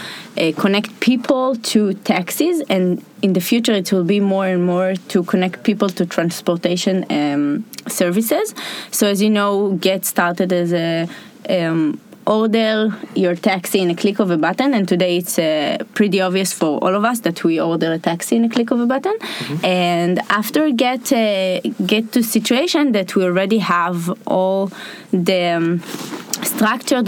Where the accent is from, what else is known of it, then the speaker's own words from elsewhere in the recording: Rishon LeZion, Central District, Israel; I grew up in Rishon, and I found the Rishon Tech community in Rishon